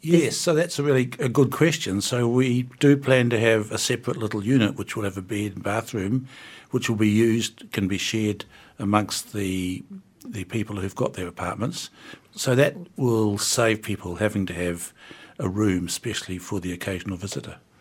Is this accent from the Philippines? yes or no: no; Wellington, New Zealand; I'm from the North Wellington